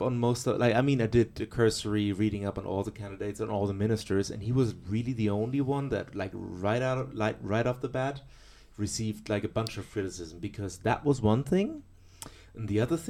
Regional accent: Germany; now in Chile; my home country

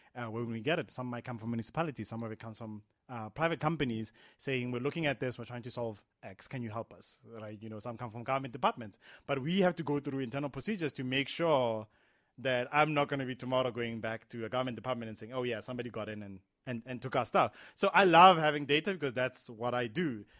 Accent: South Africa; as a South African

